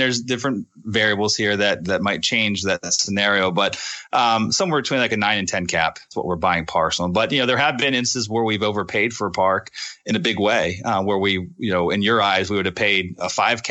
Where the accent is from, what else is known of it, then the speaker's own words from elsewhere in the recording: Northeast, United States; I'm from the Northeast. And I'm a Yankee in their eyes.